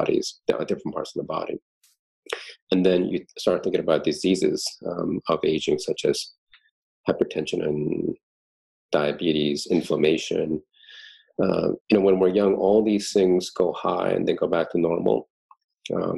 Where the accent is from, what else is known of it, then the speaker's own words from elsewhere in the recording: East Coast, United States; moved away; growing up in the East Coast, two layers in Thanksgiving